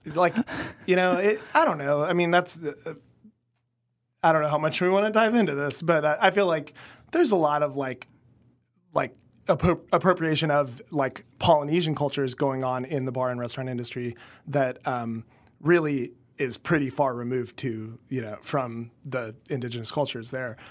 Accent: Kansas, United States; growing up in Kansas as a kid

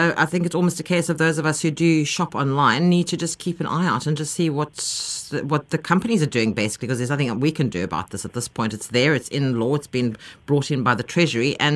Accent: South Africa; So we as South African consumers pay the price

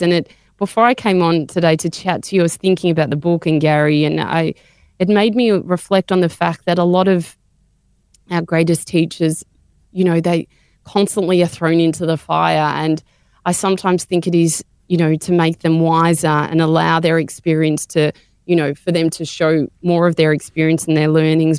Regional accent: Melbourne, Victoria, Australia; I grew up in Melbourne

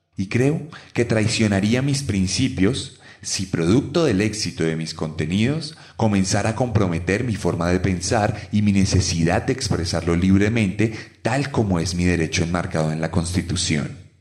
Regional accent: Bogotá, Colombia; las voces que cada día se levantan más en mi ciudad y en Colombia entera.

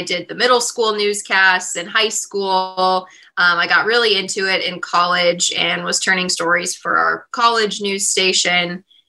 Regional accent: Kansas City, Missouri, United States; moved away as an adult; now in Springfield, United States; growing up in Kansas City

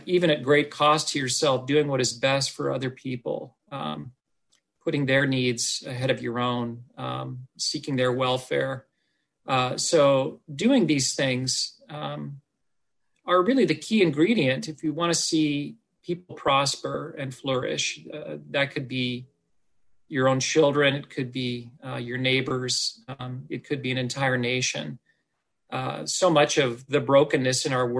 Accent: Oregon, United States; I was born and raised in Oregon

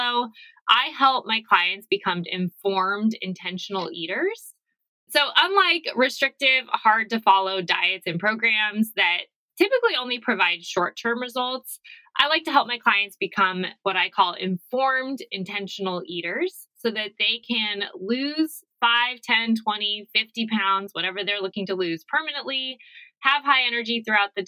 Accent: Arizona, United States; I'm from Arizona.

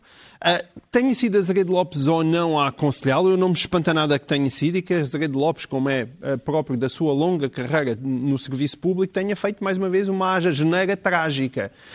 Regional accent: Alentejo, Portugal; eu sou alentejano

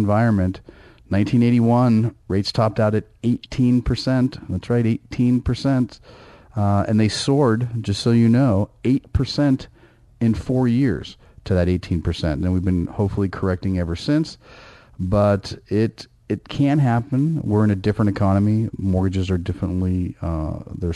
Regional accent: Bay Area, California, United States; I grew up in the Bay Area, know Northern California very well

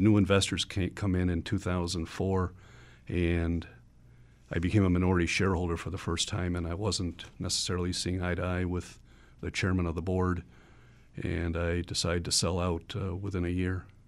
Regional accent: Buffalo, New York, United States; growing up in the Buffalo area

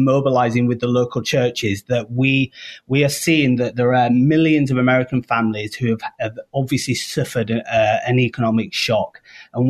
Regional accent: United Kingdom; moved away as an adult; now in Chicago, United States; I am British

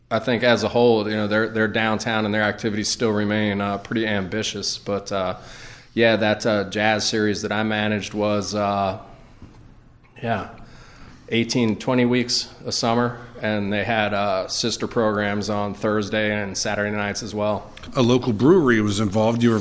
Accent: Greenville, South Carolina, United States; also born or lived in New York / Winston-Salem; they're all New Yorkers and I'm from Greenville, South Carolina, which is mostly true. But uh, you know, born in New York, and uh, and then uh, my father moved us around a lot.

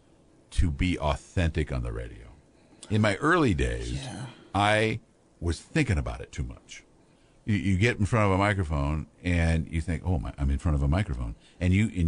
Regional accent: Pekin, Illinois, United States; I grew up in Pekin, so I have a lot of friends I know around here

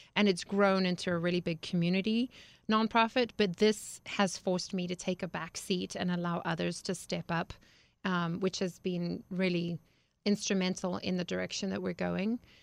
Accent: Harare, Zimbabwe; moved away; I grew up in Zimbabwe, Africa

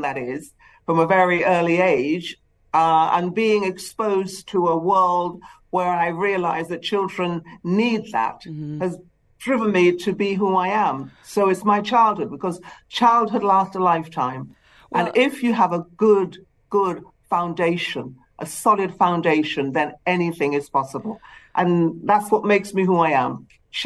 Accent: Trinidad & Tobago; also born or lived in England; now in United Kingdom; I was born in the Caribbean, in Trinidad.

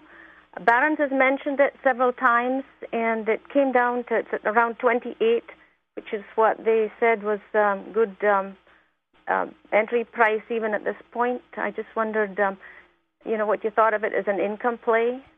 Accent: Kirkwall, Scotland, United Kingdom; now in Los Altos, United States; I'm from Scotland, and I know you kind of mentioned about whiskey. I was brought up living between two distilleries.

